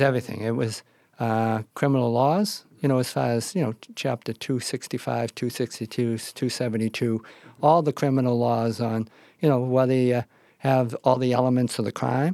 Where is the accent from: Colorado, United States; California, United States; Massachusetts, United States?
Massachusetts, United States; Boston; I grew up in South Boston.